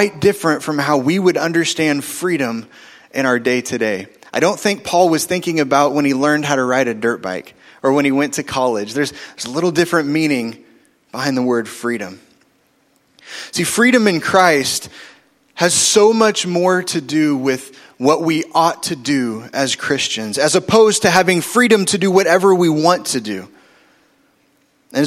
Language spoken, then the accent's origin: English; Oklahoma City, Oklahoma, United States; we moved in seventh grade from North Oklahoma City to South Oklahoma City